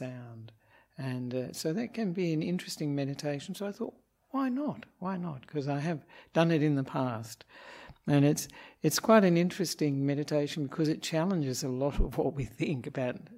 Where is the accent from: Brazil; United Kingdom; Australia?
Australia; moved away as an adult; also born or lived in Perth, Western Australia; now in Sri Lanka; I'm an Australian Buddhist monk